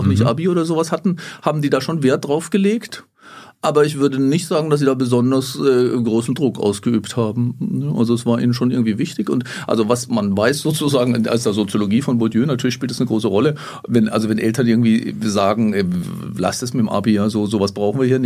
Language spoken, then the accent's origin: German; Grafenhausen, Baden-Württemberg, Germany; also born or lived in Erfurt; now in Jena, Germany; Auch jetzt, äh, in, in Erfurt, aber ich stamme eigentlich aus dem Hochschwarzwald, ganz im Südwesten der Republik, im kleinen Dörfchen da, heißt Grafenhausen.